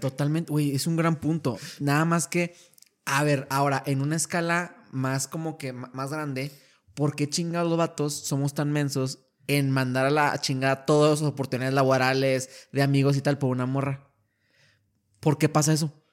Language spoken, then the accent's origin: Spanish; Torreón, Coahuila, Mexico; moved away as an adult; now in El Paso, United States; yo desde niño, pues te contaba, soy, de Torreón, Coahuila